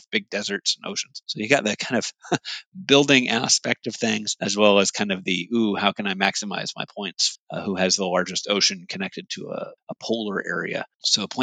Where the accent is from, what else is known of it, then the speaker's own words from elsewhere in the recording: Hawaii, United States; now in Midwest, United States; growing up in Hawaii